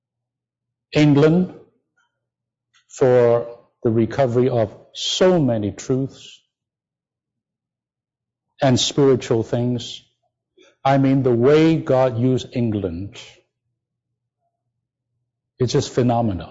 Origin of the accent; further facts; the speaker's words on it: China; moved away as an adult; now in United States; I came from China.